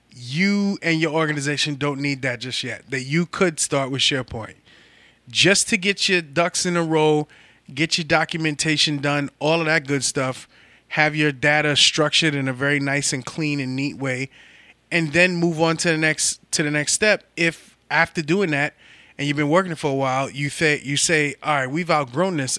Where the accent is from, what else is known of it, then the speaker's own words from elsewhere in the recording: New York City, New York, United States; I'm from the Bronx